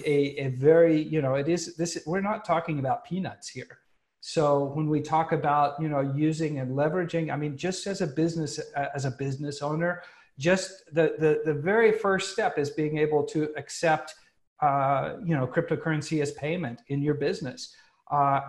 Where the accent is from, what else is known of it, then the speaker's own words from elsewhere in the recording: United States; moved away; an American who lives abroad right now